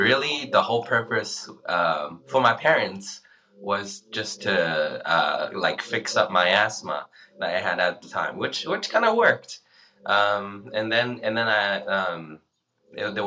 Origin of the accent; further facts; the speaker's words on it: Australia; moved away; also born or lived in China; I was born in China and moved to Australia when I was 10 years old